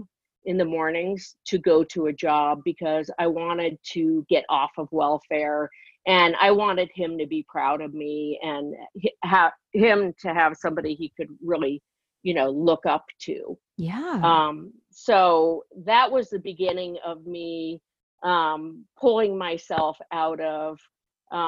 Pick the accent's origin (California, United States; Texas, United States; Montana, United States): California, United States; Encino; I grew up in a place called Encino, California